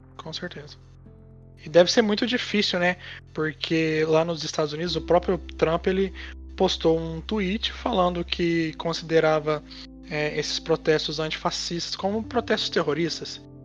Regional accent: Brazil; nós brasileiros

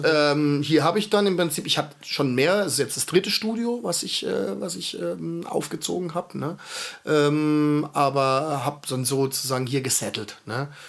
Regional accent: Heidelberg, Baden-Württemberg, Germany; also born or lived in Schwetzingen; ich bin waschechter Heidelberger, ne? in Heidelberg aufgewachsen

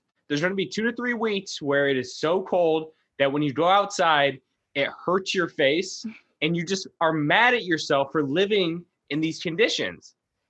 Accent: Michigan, United States; I can walk in snow. I've done it. I grew up in Michigan.

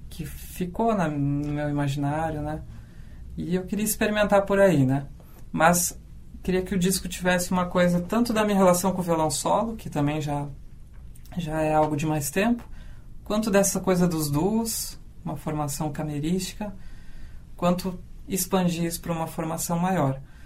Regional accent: Canguçu, Rio Grande do Sul, Brazil; eu vim lá do interior, né? De Canguçu

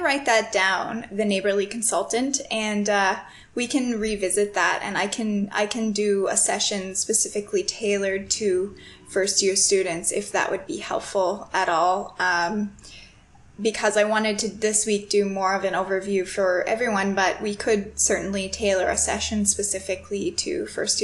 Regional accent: Canada; moved away as an adult; also born or lived in Toronto; my first few years in university, I stayed in my hometown, so I lived with my family

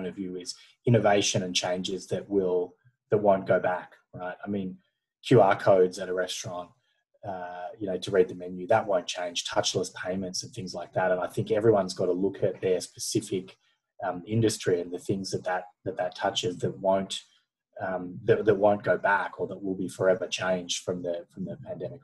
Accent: Australia; being Australian

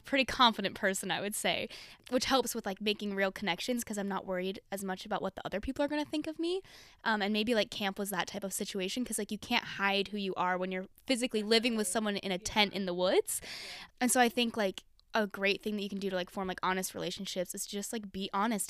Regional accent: Draper, Utah, United States; moved away as an adult; now in Los Angeles, United States; I grew up in Utah and I'm not L D S.

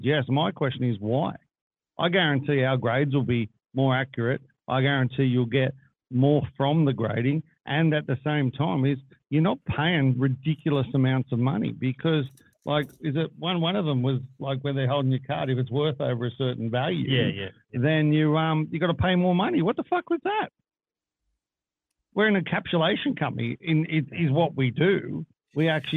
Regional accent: Australia; we're Australian

